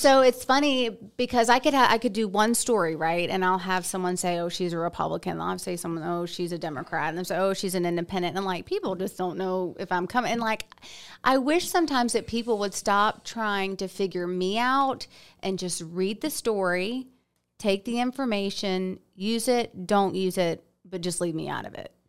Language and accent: English; Stone Mountain, Georgia, United States; moved away as an adult; now in Auburn, United States; I'm a Stone Mountain girl, Parkview High School. Uh, Camp Creek Elementary, Trickham Middle School, and, and Parkview High School